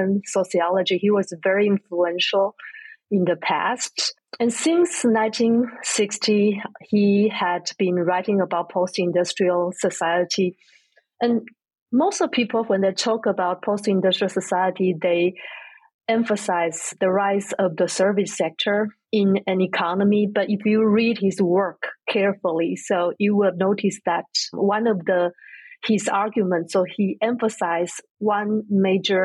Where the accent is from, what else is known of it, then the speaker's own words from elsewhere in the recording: Taipei, Taiwan; moved away as an adult; now in United States; I grew up in Taiwan, in Taipei.